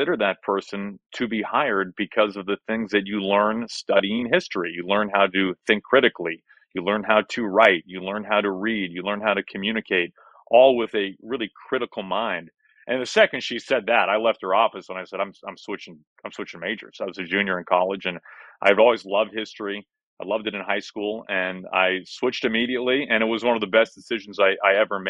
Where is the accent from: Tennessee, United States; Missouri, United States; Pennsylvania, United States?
Missouri, United States; Kansas City; also born or lived in Wichita, Kansas / St. Louis, Missouri; born in Wichita, and I moved to Kansas City within a year, so I remember nothing about the glory days of my life in Wichita, Kansas. But I grew up in Kansas City and then moved to St. Louis when I was going into seventh grade